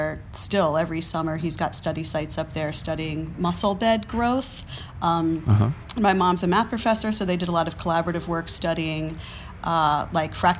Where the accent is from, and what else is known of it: Frederick, Maryland, United States; born or raised there; also born or lived in Maine / Boston / New York; now in Kent, Ohio, United States